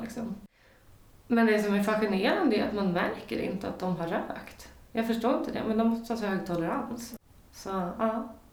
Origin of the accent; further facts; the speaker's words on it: Sweden; som svensk